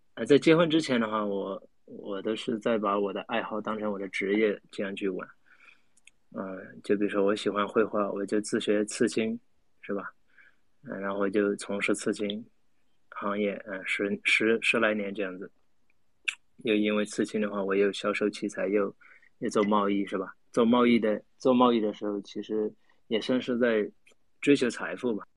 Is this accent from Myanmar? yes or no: yes; Myanmar; 我是来自缅甸，对，我是来自缅甸